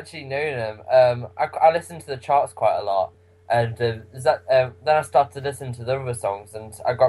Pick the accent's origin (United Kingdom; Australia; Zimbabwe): United Kingdom; Derby, East Midlands; I'm about from Derby.